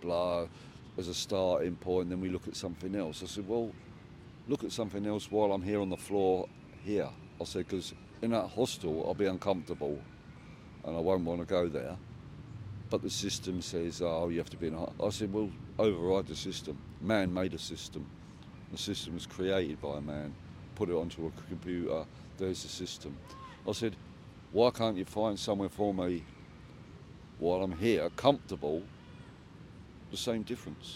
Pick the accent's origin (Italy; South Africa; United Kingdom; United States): United Kingdom; England; I live in this country. I'm English